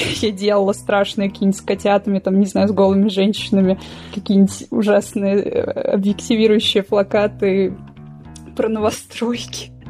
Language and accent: Russian; Voronezh, Voronezh Oblast, Russia; Я из Воронежа, да, я из Воронежа совсем. Ну, то есть я родилась